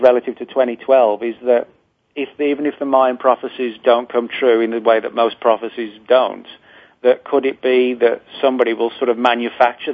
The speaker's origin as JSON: {"language": "English", "region": "England", "country": "United Kingdom", "said": "Porton Down in England, where I'm from. Well, I should say from England"}